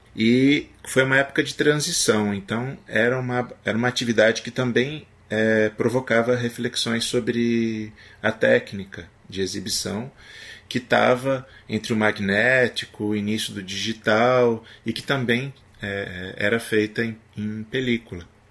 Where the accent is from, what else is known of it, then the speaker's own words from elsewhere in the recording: Paraná, Brazil; moved away as an adult; also born or lived in Recife, Pernambuco; eu sou paranaense